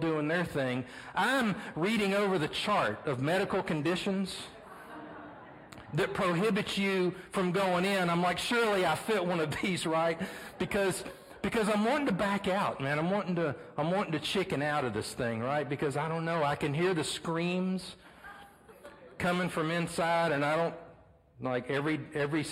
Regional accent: Beaumont, Texas, United States; my hometown in Beaumont, Texas

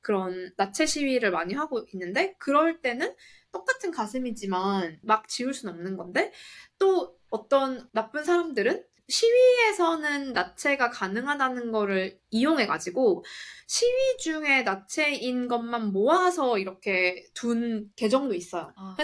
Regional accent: South Korea; moved away as an adult; also born or lived in United States; now in Singapore; 저는 한국에서 나고 자라서 깔깔이님과 단카리님과 같이 고등학교를 나왔고

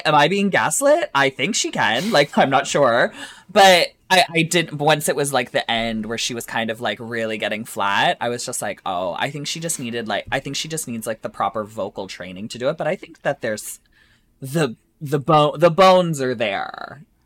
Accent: Essex, Ontario, Canada; my hometown, I'm from Essex, Ontario

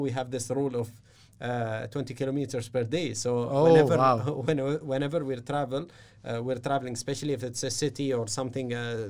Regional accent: Jumeirah, Dubai, United Arab Emirates; My family is a fairly traditional family, Emirati family. I was raised from Jumeirah, where we're very similar to other areas in terms of the uprising and how we're the rising and how we're connected to the UAE.

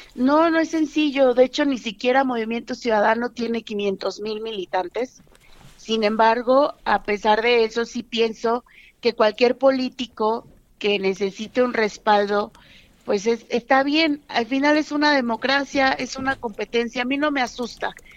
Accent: Nuevo León, Mexico; representar a Nuevo León, mi estado

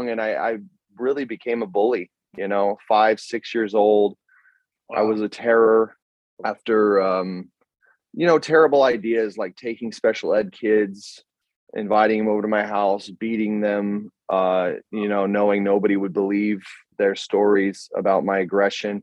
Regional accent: Greeley, Colorado, United States; moved away as an adult; also born or lived in Brazil; now in Germany; I grew up in Colorado, in northern Colorado, a town called Greeley. I was born there.

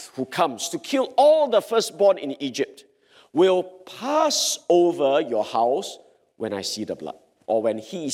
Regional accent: Singapore; I'm a Singaporean

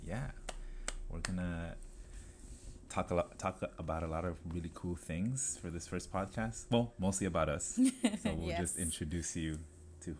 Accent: Los Angeles, California, United States; I'm from South Central LA. Mm-hmm. I grew up in LA, Vermont, Slauson

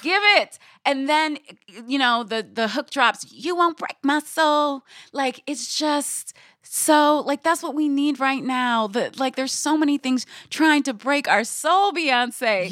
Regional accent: Guyana; I'm from Guyana

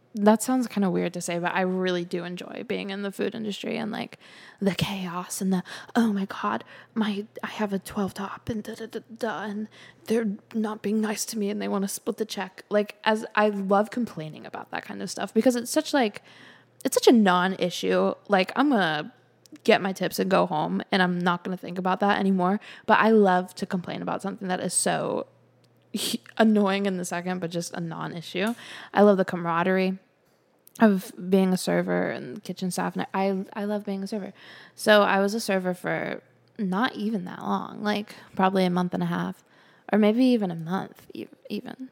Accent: Charlotte, North Carolina, United States; moved away as an adult; also born or lived in Calabash, North Carolina / California; I was about to graduate college in my hometown, living with my nana.

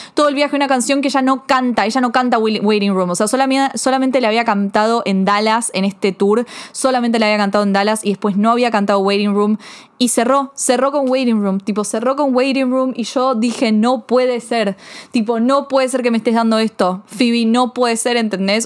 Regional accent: Argentina; soy argentina, yo no soy de Estados Unidos

